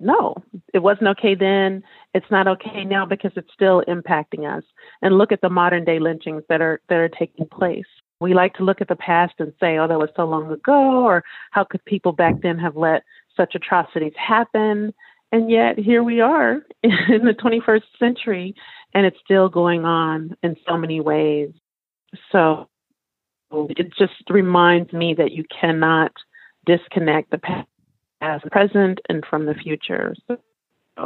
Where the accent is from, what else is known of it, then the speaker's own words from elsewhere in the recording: Louisiana, United States; now in California, United States; I'm from Louisiana